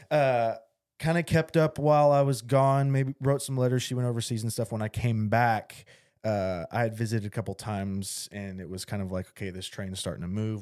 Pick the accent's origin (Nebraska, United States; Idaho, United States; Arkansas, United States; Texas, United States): Arkansas, United States; Little Rock; also born or lived in Bryant, Arkansas; I grew up in Little Rock